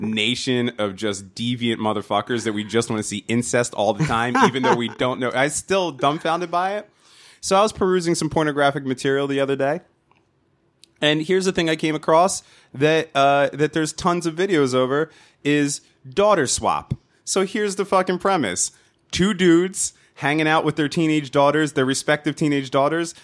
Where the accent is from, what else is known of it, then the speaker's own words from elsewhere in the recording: New Jersey, United States; accent: nasally Jersey; my stupid nasally Jersey accent